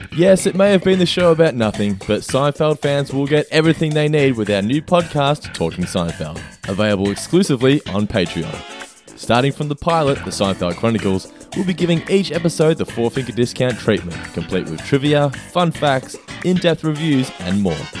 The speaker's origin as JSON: {"language": "English", "country": "Australia", "said": "being an Australian."}